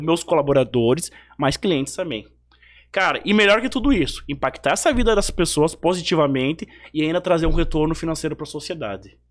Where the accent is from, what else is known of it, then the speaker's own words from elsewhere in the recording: Bento Gonçalves, Rio Grande do Sul, Brazil; moved away; also born or lived in Amazonas; da linda Bento Gonçalves